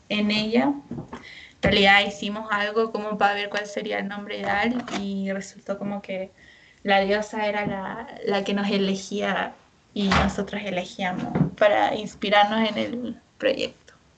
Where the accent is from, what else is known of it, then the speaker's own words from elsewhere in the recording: San Felipe, Valparaíso, Chile; nosotros somos de la quinta región, yo de San Felipe